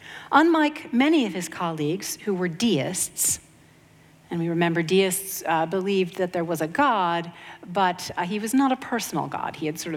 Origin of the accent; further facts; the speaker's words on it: Maine, United States; I grew up in Maine, or going to Maine in the summers.